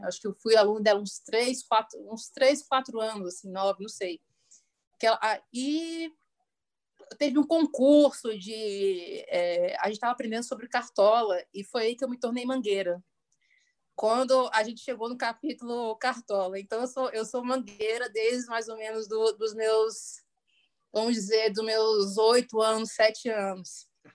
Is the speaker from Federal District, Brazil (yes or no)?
yes; Brasília, Federal District, Brazil; sou brasiliense